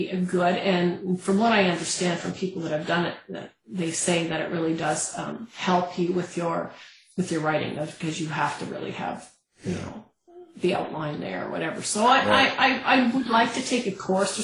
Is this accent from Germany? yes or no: no; Canada; as a Canadian